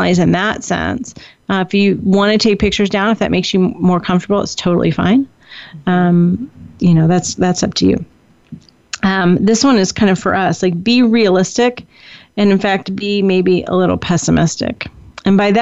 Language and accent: English; Indiana, United States; now in California, United States; we grew up in the Midwest in Indiana